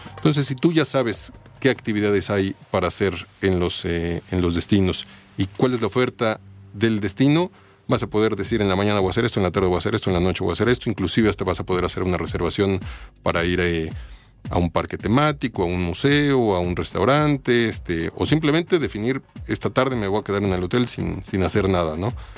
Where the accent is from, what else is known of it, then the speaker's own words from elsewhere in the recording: Mexico; llevamos toda una vida viviendo aquí y no conocemos México en su totalidad